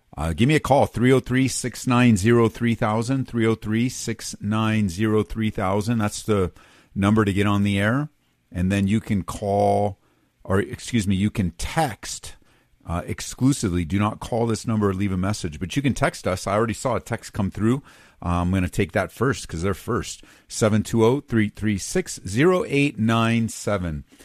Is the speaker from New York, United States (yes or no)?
no; Southern California, United States; moved away; also born or lived in middle of the United States; I grew up on the West Coast, Southern California